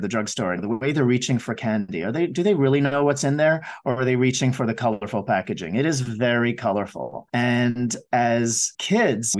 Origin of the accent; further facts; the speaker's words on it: Montreal, Quebec, Canada; now in Vancouver, Canada; I grew up in Montreal